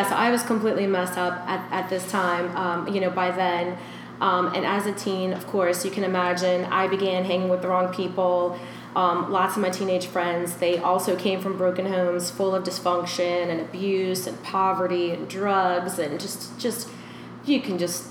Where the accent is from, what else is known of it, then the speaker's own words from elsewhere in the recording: Louisiana, United States; also born or lived in Nicaragua; My dad and my mom had me here in Louisiana, and then my mom moved with me in Nicaragua, and I was there for like 3 years, because when I came back here, I couldn't speak English.